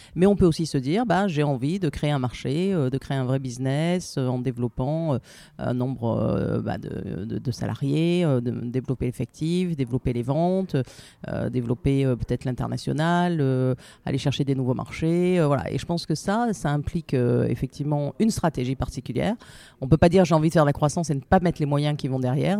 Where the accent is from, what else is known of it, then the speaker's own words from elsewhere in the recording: Marseille, Provence-Alpes-Côte d'Azur, France; moved away as an adult; also born or lived in Paris; je suis marseillaise, je suis venue à Paris pour finir mes études.